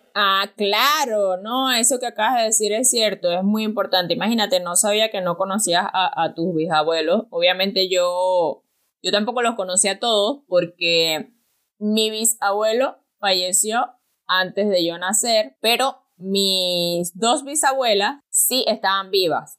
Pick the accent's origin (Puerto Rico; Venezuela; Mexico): Venezuela; El Pilar; queda cerca de Pilar, de donde yo soy.